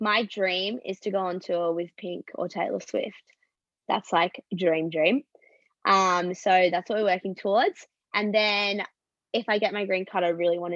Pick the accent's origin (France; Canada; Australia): Australia; moved away as an adult; also born or lived in Los Angeles, United States; I'm obviously on a visa as an Australian